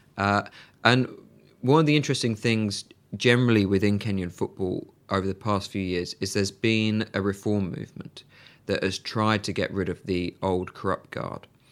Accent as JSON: {"language": "English", "town": "Birmingham", "region": "West Midlands", "country": "United Kingdom", "moved": "as an adult", "said": "I'm from Birmingham and Villa were the local side."}